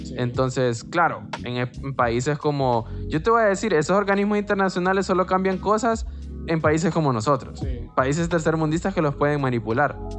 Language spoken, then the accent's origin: Spanish; Honduras; nosotros aquí en Honduras